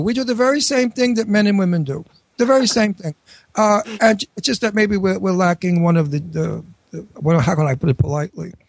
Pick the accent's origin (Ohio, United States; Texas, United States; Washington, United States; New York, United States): New York, United States; accent: New York; also born or lived in Florida / Pennsylvania; now in Philadelphia, United States; that's my hometown. I'm a New Yorker, as you can hear from my accent